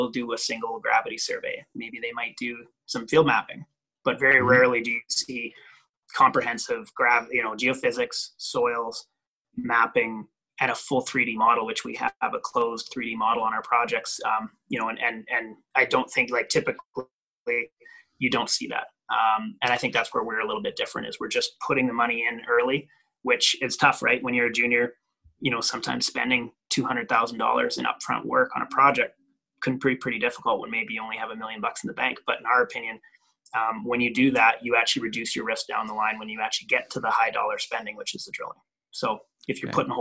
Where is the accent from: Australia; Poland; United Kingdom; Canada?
Canada; central Manitoba; now in Nevada, United States; I grew up farm kid in central Manitoba, of all places. My hometown had like 14 people in it.